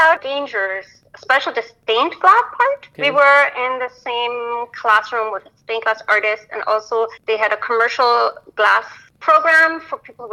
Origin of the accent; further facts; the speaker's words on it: Tyrol, Austria; moved away; I was born in Austria, raised in the Alps, and it was a wonderful, idyllic childhood.